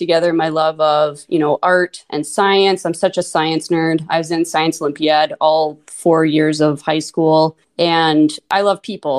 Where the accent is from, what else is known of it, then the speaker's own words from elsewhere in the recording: Minot, North Dakota, United States; accent: long O's, Minnesota; also born or lived in Mesa, Arizona; now in Fargo, United States; I grew up in Minot, North Dakota. Until I was 6, I lived in Mesa, Arizona